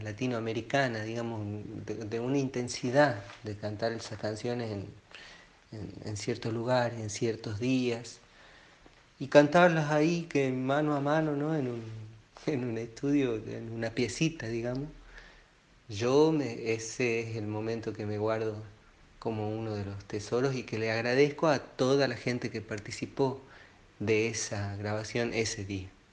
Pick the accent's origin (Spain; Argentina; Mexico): Argentina; soy un argentino